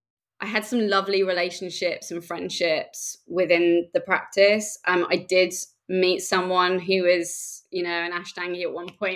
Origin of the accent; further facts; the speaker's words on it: Reading, South East England, United Kingdom; there was nothing in Reading where I come from. It's just outside of London.